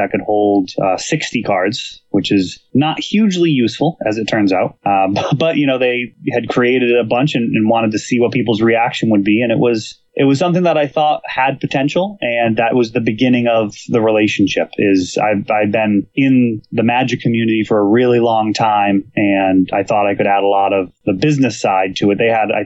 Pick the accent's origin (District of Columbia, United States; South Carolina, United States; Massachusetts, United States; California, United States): Massachusetts, United States; Millis; also born or lived in Medway, Massachusetts; I grew up in Millis, Massachusetts